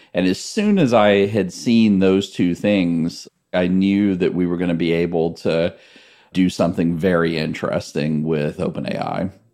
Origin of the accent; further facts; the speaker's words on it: Gladys, Virginia, United States; I grew up in rural central Virginia in this town called Gladys